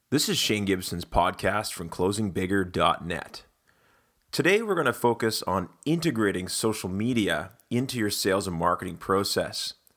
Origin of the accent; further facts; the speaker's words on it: Canada; being Canadian and being a big Wayne Gretzky fan growing up